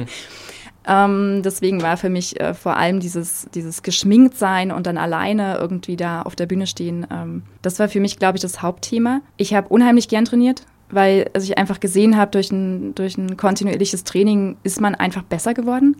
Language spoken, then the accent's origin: German; Germany; bei uns in Deutschland